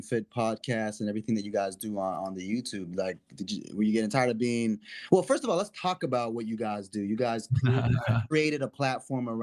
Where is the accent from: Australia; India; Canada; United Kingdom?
Canada; Toronto, Ontario; now in Atlanta, United States; I'm originally from Toronto, even though I live in Atlanta